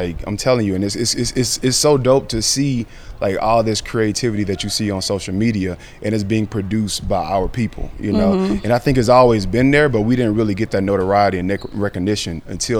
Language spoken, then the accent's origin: English; Alabama, United States; moved away as an adult; now in Atlanta, United States; growing up in Alabama and being a black creator, you know, you definitely are placed in a box